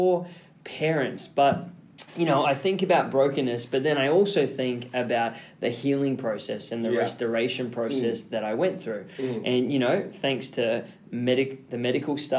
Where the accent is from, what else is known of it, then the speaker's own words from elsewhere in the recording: Australia; I grew up in Oz where it was basically like go free, run wild, climb whatever you want.